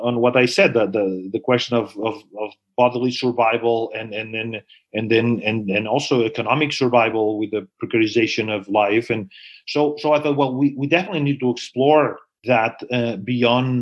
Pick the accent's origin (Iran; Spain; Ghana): Spain; Barcelona, Catalonia; now in United States; I'm from Barcelona